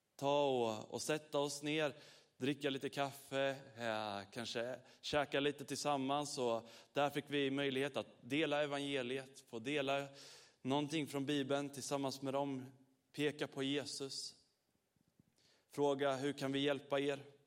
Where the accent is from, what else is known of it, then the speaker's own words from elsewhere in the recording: Sweden; vi är från Sverige